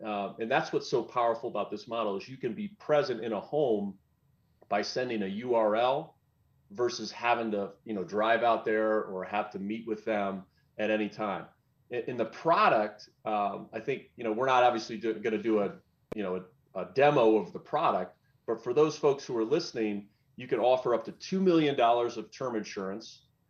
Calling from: Denver, Colorado, United States; Yeah, physically, I'm in Denver. It's pretty early here

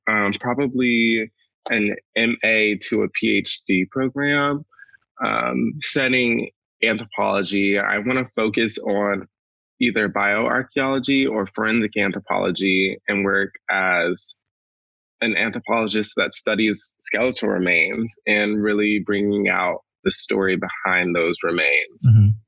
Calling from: Gloucester, Virginia, United States; also born or lived in Mobile, Alabama; I'm calling in from Gloucester, Virginia. It's very humid here.

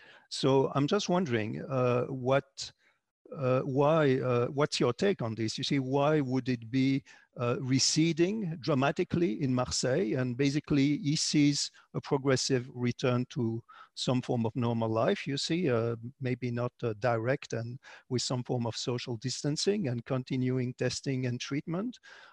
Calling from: Canada; I'm calling from Canada

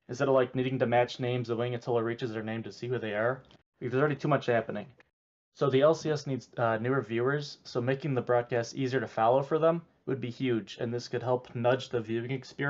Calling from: Cleveland, Ohio, United States

